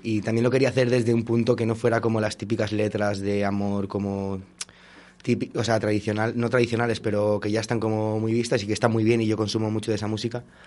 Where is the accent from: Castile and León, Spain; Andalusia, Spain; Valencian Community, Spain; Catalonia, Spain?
Castile and León, Spain; Valladolid; also born or lived in Portugal; yo soy de Valladolid, he estado viviendo un tiempo fuera en Portugal